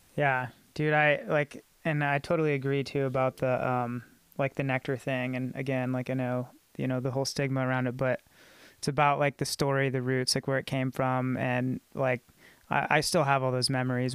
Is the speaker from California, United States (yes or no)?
no; Clarksville, Tennessee, United States; I grew up in Clarksville, you know, and it's a military town